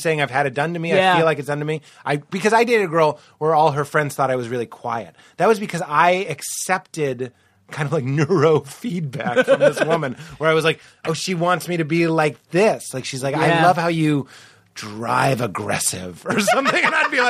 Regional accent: Rochester, United States; I'm from Rochester. You know what I mean?

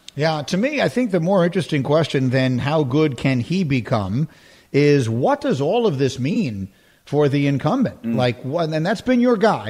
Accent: West Village, New York, United States; I'm from the West Village

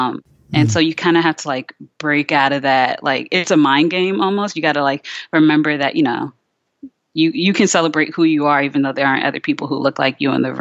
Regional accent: Richmond, Virginia, United States; also born or lived in New Jersey; I grew up in Richmond, Virginia

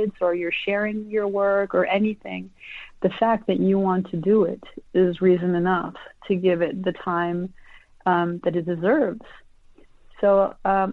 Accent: United States; I was born in the United States, and I'm a dual citizen. My parents are Colombians

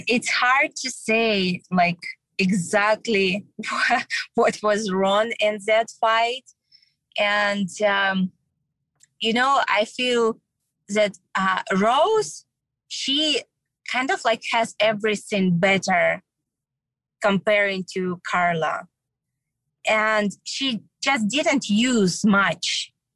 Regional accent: Kyrgyzstan; moved away; visiting my home country

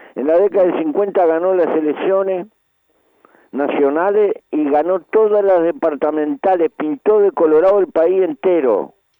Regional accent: Uruguay; en mi país no se puede tocar mucho ni la carne ni la hierba

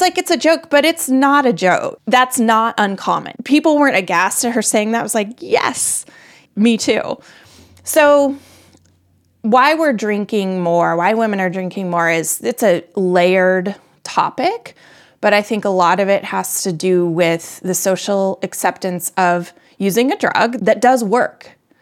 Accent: Colorado, United States; also born or lived in north of Boston, Massachusetts; now in Boston area, United States; I live just north of Boston. I'm from Colorado.

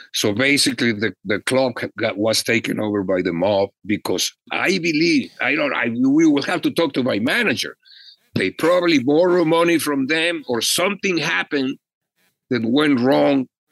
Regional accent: Mexico; now in Los Angeles, United States; I was an immigrant from Mexico

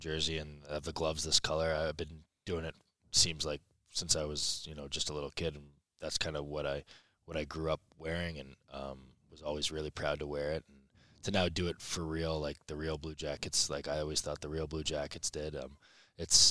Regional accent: Columbus, Ohio, United States; born or raised there; moved away; also born or lived in Boston

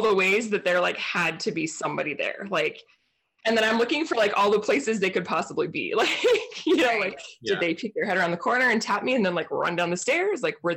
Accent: Portland, Oregon, United States; moved away; also born or lived in New Mexico; I grew up in Portland, Oregon

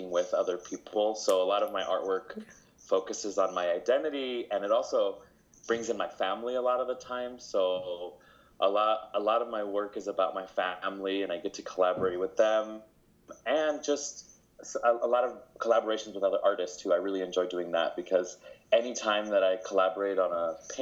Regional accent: Las Vegas, Nevada, United States; first language Spanish; English is a second language; I love Vegas. I was born and raised here, so to me, it's home

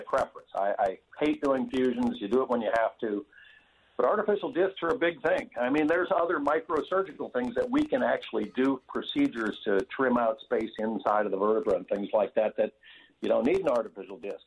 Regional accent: Montana, United States; I grew up on a on a cattle ranch in Montana

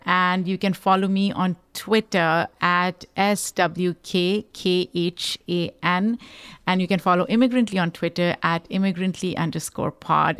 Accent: Pakistan; now in United States; I am a Pakistani immigrant

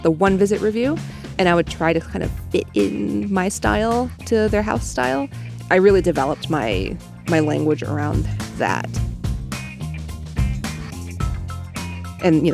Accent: New York City, New York, United States; also born or lived in San Francisco Bay Area; now in San Francisco, United States; I grew up in New York City, in Manhattan

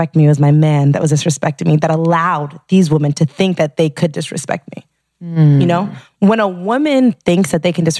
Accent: Gardner, Massachusetts, United States; moved away; I'm from Gardner, Mass, small town, like an hour outside of Boston

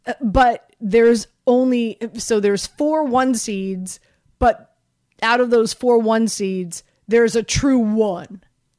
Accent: Miami, Florida, United States; Listen, I grew up in Miami.

